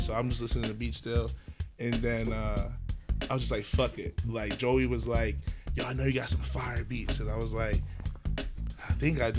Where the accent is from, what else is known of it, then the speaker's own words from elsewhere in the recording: Nigeria; Like, my dad was, like, I'm Nigerian, so my dad always was dancing